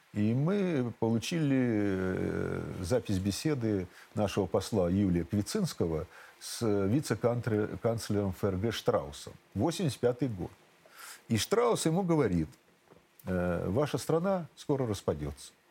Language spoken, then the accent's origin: Russian; Kharkiv, Kharkiv Oblast, Ukraine; born or raised there; accent: southern Russian dialect; moved away as an adult; also born or lived in Shepetivka, Ukraine; now in Russia